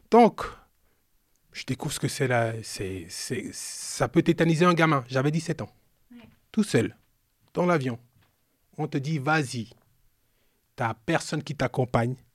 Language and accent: French; France; c'est normal, je suis français, je passe